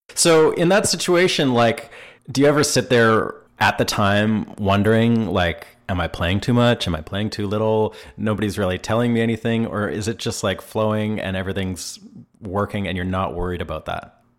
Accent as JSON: {"language": "English", "country": "Canada", "moved": "as an adult", "lives_now": "Nashville, United States", "said": "I'm a Canadian guitarist, songwriter, producer, and engineer"}